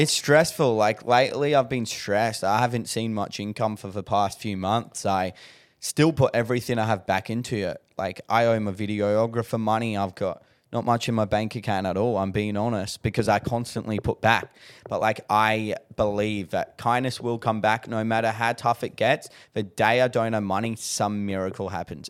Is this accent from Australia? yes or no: yes; Adelaide, South Australia, Australia; moved away; I'm originally from Adelaide